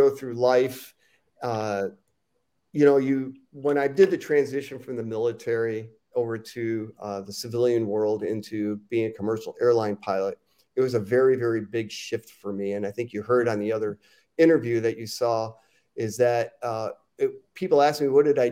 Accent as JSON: {"language": "English", "town": "Chicago", "region": "Illinois", "country": "United States", "tie": "born or raised there", "said": "I grew up in Chicago"}